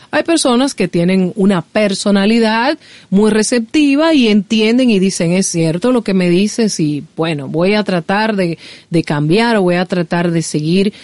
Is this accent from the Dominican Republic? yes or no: yes; Dominican Republic; soy dominicana. Me encanta mi país.